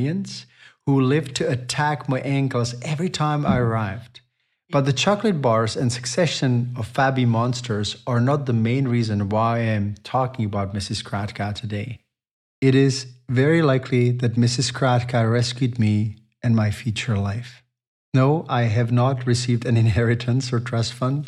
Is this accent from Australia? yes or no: no; Chomutov, Ústí nad Labem Region, Czechia; my hometown of Chomutov